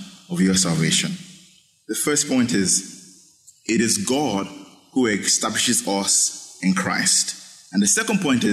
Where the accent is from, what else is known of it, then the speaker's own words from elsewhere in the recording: Nigeria; moved away; growing up in Nigeria, in high school